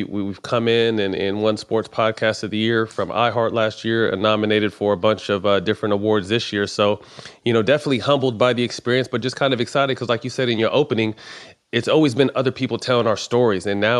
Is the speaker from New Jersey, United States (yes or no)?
no; Sacramento, California, United States; I jumped to Sacramento. I'm just like, shit, this is a good team, my hometown.